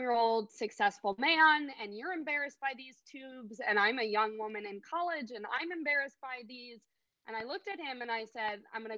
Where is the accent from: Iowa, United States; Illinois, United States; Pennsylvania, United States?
Illinois, United States; Chicago; I was born and raised in Chicago, Illinois.